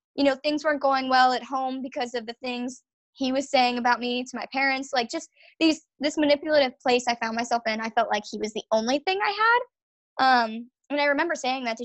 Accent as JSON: {"language": "English", "area": "Long Island", "region": "New York", "country": "United States", "also_born_or_lived": "Virginia", "moved": "as an adult", "said": "I'm from Long Island, New York"}